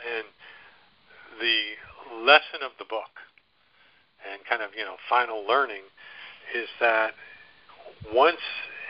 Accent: New York, United States; And I'm coming down from New York. I always used to say that northern by birth, southern by the grace of God.

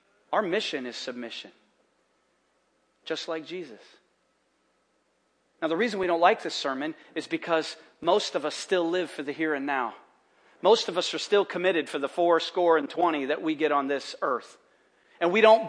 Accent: United States; we're from America

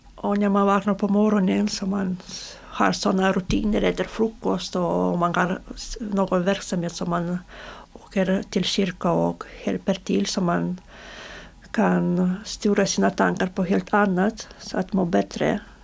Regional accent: Belarus; Swedish is a second language; now in Sweden; få tillbaka våra pass som beslagtogs innan vi, innan vi flydde från Belarus

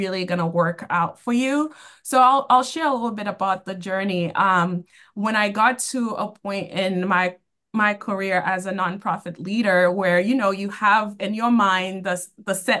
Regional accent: Boston, Massachusetts, United States; I grew up in Boston, and I've been working in the nonprofit field for 20 years, and all have been within the Boston area

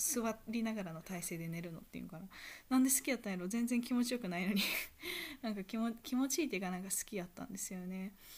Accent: Kansai, Japan; accent: Kansai dialect; ちっちゃい頃、関西弁あんま好きじゃなかった

